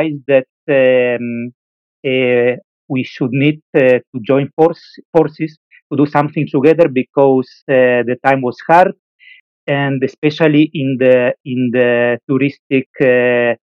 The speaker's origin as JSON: {"language": "English", "country": "Italy", "tie": "born or raised there", "moved": "as an adult", "lives_now": "Valencia, Spain", "said": "I am from Italy, even if right now I am based in Spain, in Valencia"}